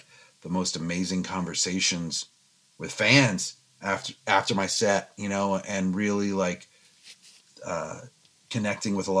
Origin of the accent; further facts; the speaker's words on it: Fairfax County, Virginia, United States; moved away as an adult; now in Los Angeles, United States; I grew up in Fairfax County, Virginia, and, you know, that will always be my home, but I've now lived in Los Angeles for 20 years